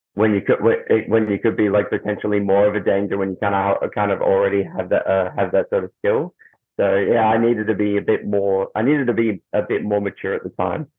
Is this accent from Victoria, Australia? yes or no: yes; Melbourne, Victoria, Australia; I'm from Melbourne, Australia.